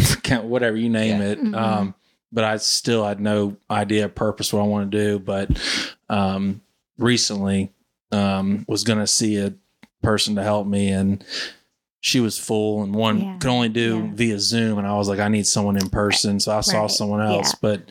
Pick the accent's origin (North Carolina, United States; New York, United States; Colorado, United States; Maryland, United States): North Carolina, United States; Charlotte; growing up in Myers Park.